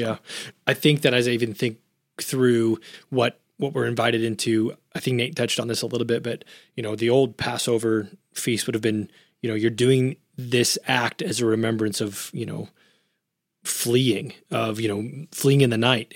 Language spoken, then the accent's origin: English; United States; being Westerners, being American, or based on our, our upbringing in the church